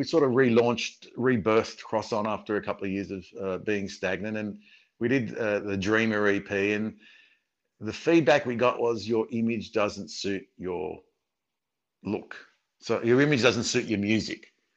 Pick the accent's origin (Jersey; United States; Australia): Australia; Sydney, New South Wales; I'm from Sydney